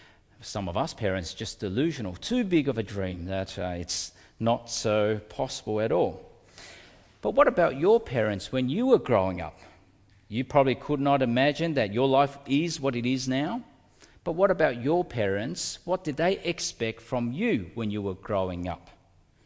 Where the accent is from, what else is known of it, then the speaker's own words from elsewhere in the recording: Melbourne, Victoria, Australia; also born or lived in Indonesia / Altona North; I grew up in North Melbourne in the Commission Flats. That's where we lived for many years before we moved to Altona North